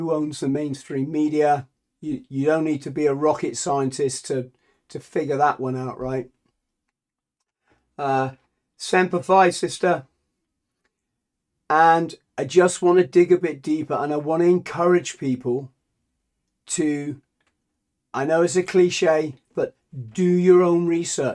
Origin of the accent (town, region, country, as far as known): England, United Kingdom